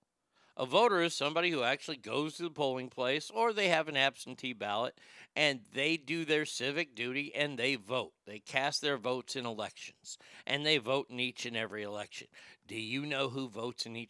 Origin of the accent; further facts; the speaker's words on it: Texas, United States; I grew up in Texas where we didn't have a lot of Jews around us growing up